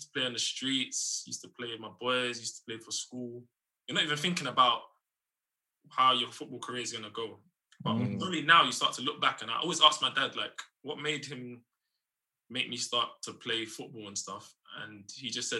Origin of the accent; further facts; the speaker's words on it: London, United Kingdom; I'm from East London, Kent Town, born and raised.